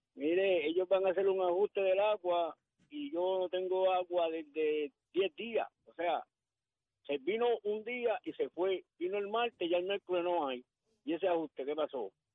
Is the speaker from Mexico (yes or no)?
no; Puerto Rico; moved away; also born or lived in United States; yo me vine para acá, yo vivía por allá, en el 90 vine hacia acá, porque de aquí es mejor donde puedo vivir, en mi, en mi tierra, en mi, donde nací.